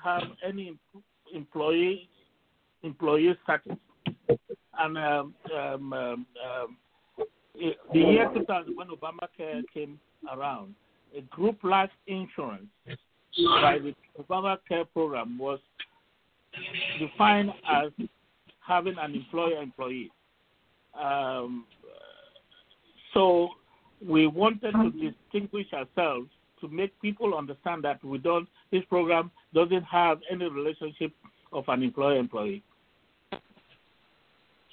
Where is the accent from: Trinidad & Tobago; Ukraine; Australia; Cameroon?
Cameroon; now in United States; I'm originally from Cameroon. I migrated to the United States in 1978